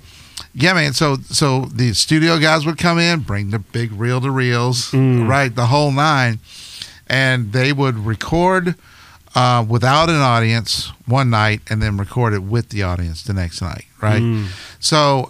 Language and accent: English; Hampton, Virginia, United States; I grew up in Hampton, Virginia. And I grew up in a church it was about a 2,000, 3,000 member church, so pretty sizable.